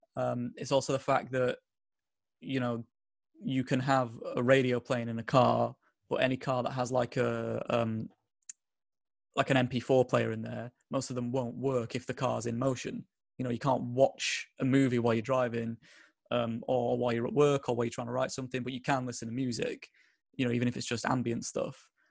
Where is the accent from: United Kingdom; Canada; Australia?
United Kingdom; Bolton, North West England; I'm from a tiny little town in the borough of Bolton.